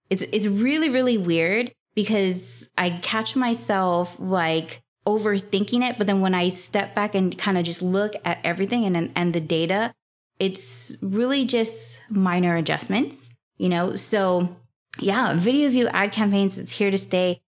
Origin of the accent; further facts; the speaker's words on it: Hawaii, United States; I am from Hawaii